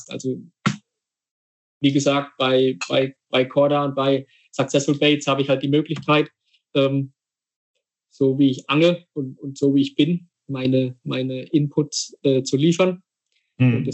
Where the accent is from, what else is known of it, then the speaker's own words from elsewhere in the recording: Rhineland-Palatinate, Germany; großes Fußballidol von mir als Pfälzer, ich meine, ist ja klar, ist, ist äh, Fritz Walder.